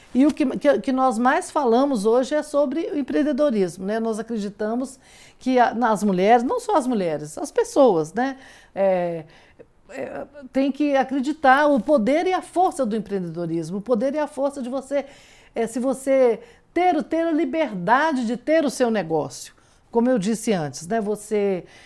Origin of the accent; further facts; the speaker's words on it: Belo Horizonte, Minas Gerais, Brazil; moved away as an adult; now in Brasília, Brazil; eu sou mineira, né, vim de Belo Horizonte